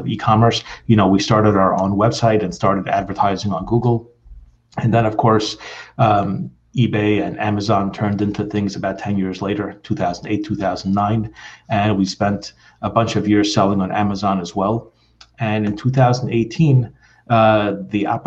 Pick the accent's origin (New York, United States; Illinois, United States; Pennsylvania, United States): New York, United States; New York City; now in New Jersey, United States; I was born and raised in Brooklyn, so I still consider myself a New Yorker. I'm just like here in New Jersey at the moment